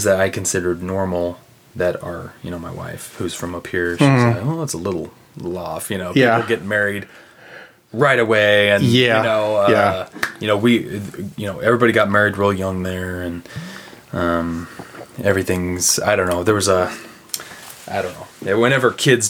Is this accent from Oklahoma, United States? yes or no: yes; Broken Arrow, Oklahoma, United States; now in Chesterton, United States; Broken Arrow, Oklahoma, outside of Tulsa.